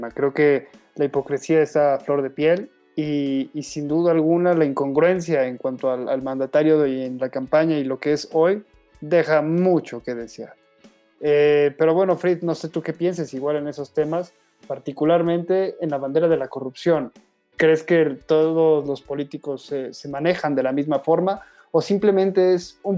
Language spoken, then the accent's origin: Spanish; Mexico; Y a todo esto, ¿cuánto nos va a salir como mexicanos más o menos estas investigaciones?